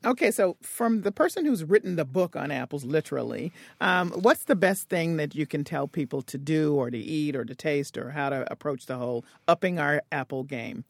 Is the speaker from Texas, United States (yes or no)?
no; Tennessee, United States; from Crabapple Country in, in Tennessee